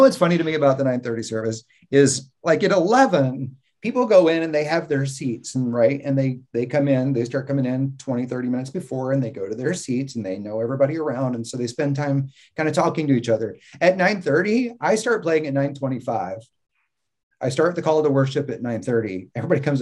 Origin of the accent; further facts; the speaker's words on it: the South, United States; also born or lived in Mississippi / Florida; growing up in the South